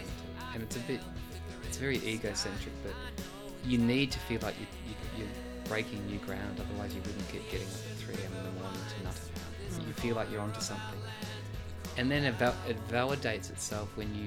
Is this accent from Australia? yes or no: yes; Australia; moved away as an adult; now in Switzerland; I'm Australian